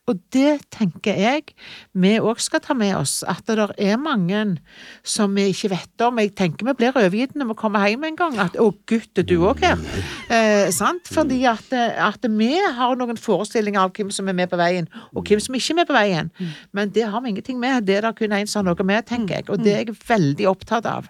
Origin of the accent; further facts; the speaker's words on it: Jørpeland, Rogaland, Norway; also born or lived in Ålgård; Jeg var jo født og oppvokst på Jørpeland